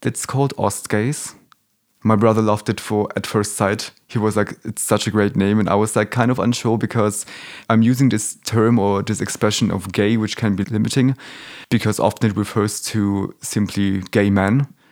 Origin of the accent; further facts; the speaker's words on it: Germany; also born or lived in Warsaw, Poland; I grew up here in Germany